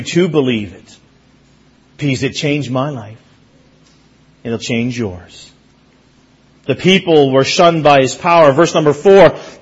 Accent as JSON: {"language": "English", "town": "Mount Pearl", "region": "Newfoundland and Labrador", "country": "Canada", "tie": "born or raised there", "said": "The church that I grew up in Mount Pearl, Newfoundland, I preached there last Sunday"}